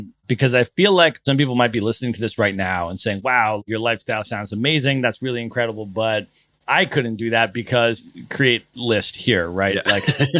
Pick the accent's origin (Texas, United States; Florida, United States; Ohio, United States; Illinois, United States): Florida, United States; Palm Beach Gardens; when I was young, I lived in South Florida. I grew up in Palm Beach Gardens.